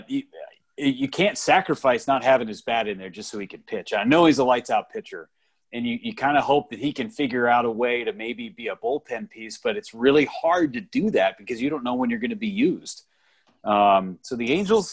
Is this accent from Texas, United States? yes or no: no; Northern California, United States; moved away; I grew up in Northern California